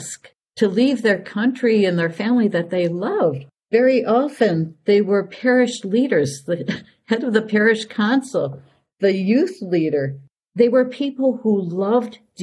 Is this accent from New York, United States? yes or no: no; Milwaukee, Wisconsin, United States; moved away as an adult; also born or lived in Grand Rapids, Michigan / Superior, Wisconsin / Raymond, Minnesota / Clara City, Minnesota; I was born and raised in Milwaukee, Wisconsin